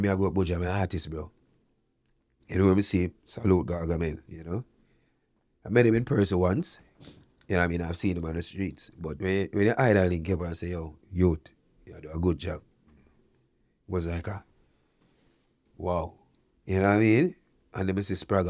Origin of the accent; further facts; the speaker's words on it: Canada; also born or lived in Jamaica; As a Jamaican, born in Jamaica, grew up here in Canada